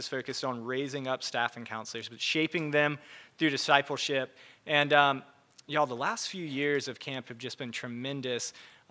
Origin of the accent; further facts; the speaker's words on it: Charleston, South Carolina, United States; I grew up in Charleston area